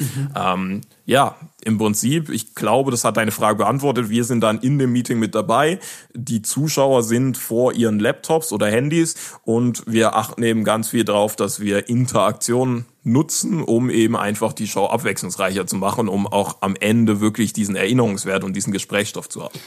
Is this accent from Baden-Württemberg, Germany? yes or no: yes; Karlsruhe, Baden-Württemberg, Germany; also born or lived in West Africa; ich komme ja aus Karlsruhe